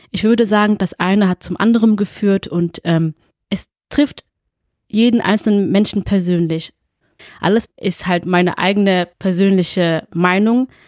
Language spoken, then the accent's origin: German; Fellbach, Baden-Württemberg, Germany; also born or lived in Essen; ich bin 33 Jahre alt, geboren in Essen, wohne und lebe schon immer in Fellbad.